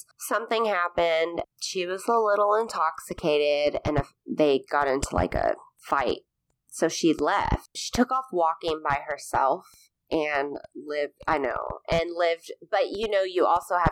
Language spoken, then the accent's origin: English; Pismo Beach, California, United States; moved away as an adult; now in Arkansas, United States; I grew up in San Luis Obispo County in a place called Pismo Beach